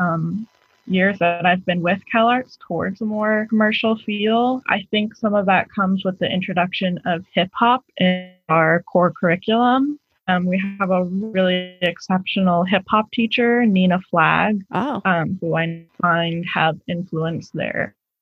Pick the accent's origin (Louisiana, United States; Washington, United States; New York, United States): Washington, United States; Seattle; now in California, United States; I'm originally from Seattle, Washington